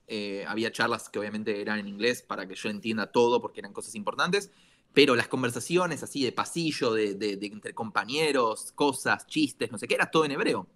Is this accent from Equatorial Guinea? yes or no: no; Argentina; now in Israel; soy un argentino que vive en Israel